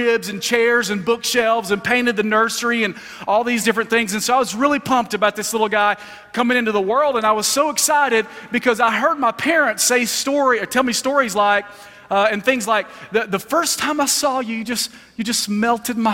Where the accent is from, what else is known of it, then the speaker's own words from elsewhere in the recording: Alabama, United States; moved away; I'm originally from Alabama